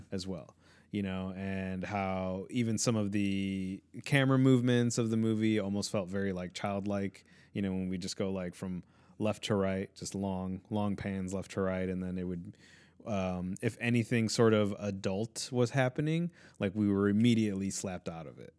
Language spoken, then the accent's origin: English; Chicago, Illinois, United States; I was born here